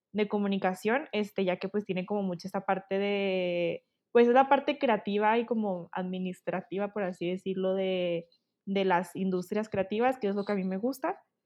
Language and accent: Spanish; Chihuahua, Mexico; now in Guadalajara, Mexico; yo soy originaria de Chihuahua, Chihuahua, ahorita estoy viviendo en Guadalajara